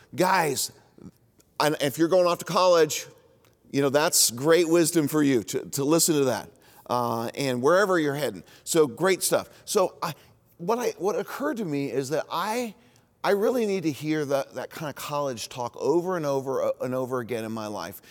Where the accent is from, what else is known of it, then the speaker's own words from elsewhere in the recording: Indianapolis, Indiana, United States; also born or lived in Bloomington, Indiana; where I grew up in Indianapolis